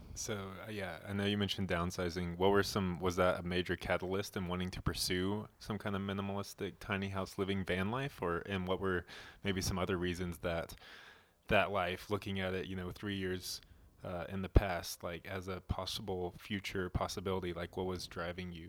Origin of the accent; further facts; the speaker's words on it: Nashville, Tennessee, United States; moved away as an adult; also born or lived in Colorado; we were born and raised in Nashville, Tennessee, both of us